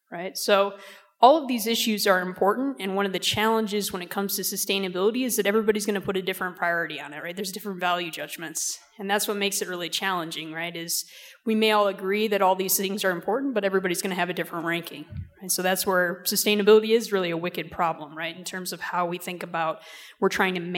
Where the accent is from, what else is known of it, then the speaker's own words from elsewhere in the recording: upstate New York, United States; moved away; I'm also originally from upstate New York.